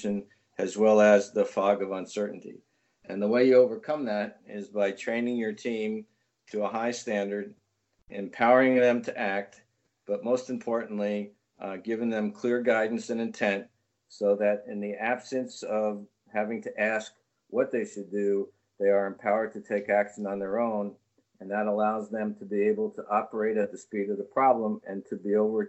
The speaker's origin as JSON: {"language": "English", "region": "New Jersey", "country": "United States", "said": "I'm originally from New Jersey"}